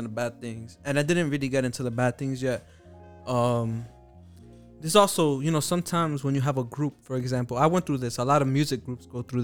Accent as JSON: {"language": "English", "town": "New York City", "region": "New York", "country": "United States", "said": "I was from Harlem"}